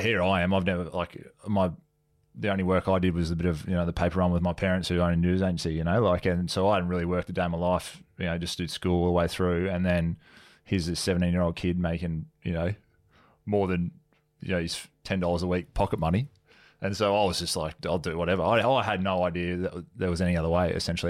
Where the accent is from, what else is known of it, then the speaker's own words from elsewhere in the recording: Sunshine Coast, Queensland, Australia; moved away; I was from Sunny Coast